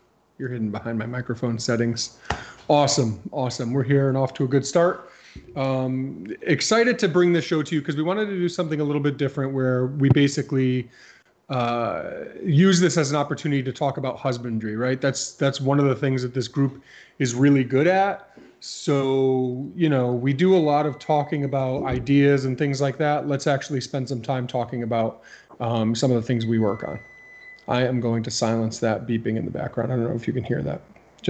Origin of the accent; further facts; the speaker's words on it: Connecticut, United States; I mean, I like Kevin's t-shirt because I'm from Connecticut.